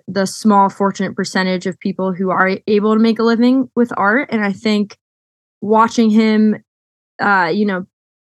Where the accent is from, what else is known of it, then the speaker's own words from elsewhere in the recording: Westport, Connecticut, United States; now in New York City, United States; living and growing up in Westport was really wonderful